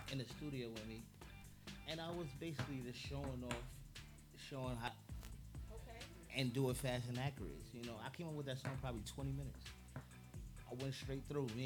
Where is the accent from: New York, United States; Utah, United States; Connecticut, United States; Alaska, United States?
New York, United States; Queens; I'm a clean Queens nigga. That's first and foremost. You feel me? And uh, I'm from Southside.